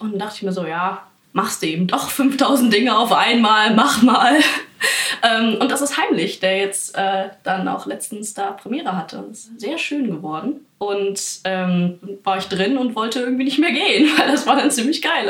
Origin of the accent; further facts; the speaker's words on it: Bavaria, Germany; In Bayern ja. kannst du, also wo ich herkomme